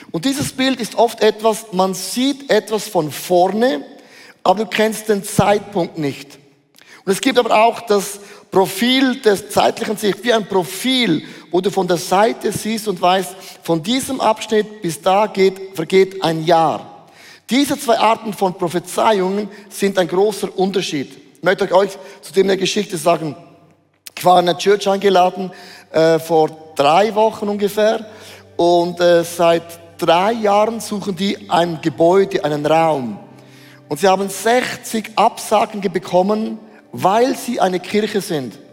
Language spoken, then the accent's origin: German; Switzerland; Also das habe ich noch nie gemacht, das ist unverschämt als Schweizer.